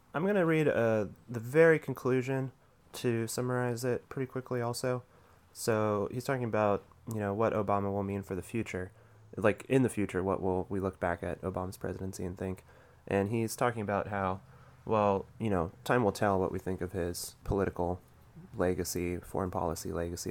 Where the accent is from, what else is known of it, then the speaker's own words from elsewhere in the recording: Rust Belt, United States; I grew up in the Rust Belt